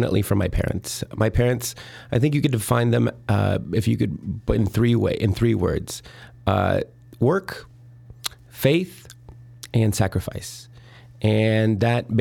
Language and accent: English; northern Indiana, United States; also born or lived in Mexico / Miami, Florida / Rome, Italy; now in Chicago, United States; I was born in Mexico, raised in northern Indiana. I went to college in Miami, Florida, and then Rome, Italy. And I've been here in Chicago for 14 years